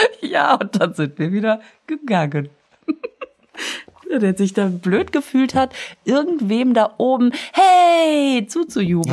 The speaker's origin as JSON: {"language": "German", "town": "Düsseldorf", "region": "North Rhine-Westphalia", "country": "Germany", "also_born_or_lived": "Münster", "moved": "yes", "said": "Ich sag, aus Düsseldorf."}